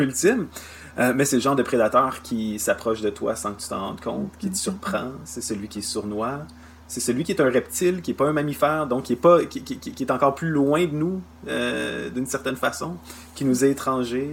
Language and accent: French; Canada; chez nous au Canada